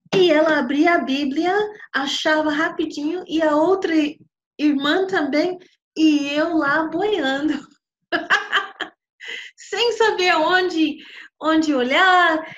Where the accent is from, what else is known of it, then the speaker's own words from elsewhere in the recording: New York, United States; eu nasci em Nova York de, de pais que realmente eu acredito que não tinha não tinha nada a ver um com o outro